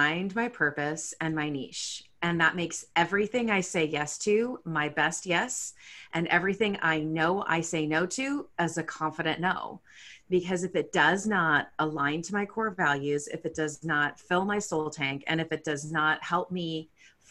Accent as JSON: {"language": "English", "town": "San Jose", "region": "California", "country": "United States", "tie": "born or raised there", "also_born_or_lived": "Edina, Minnesota", "moved": "as an adult", "lives_now": "Seattle, United States", "said": "when I was a wee, my parents moved us out to San Jose, California, which is where I was raised"}